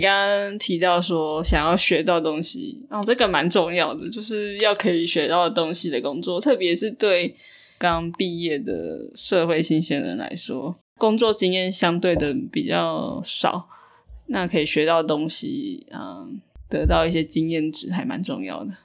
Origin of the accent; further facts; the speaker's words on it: Taiwan; 虽然我们台湾人刻苦耐劳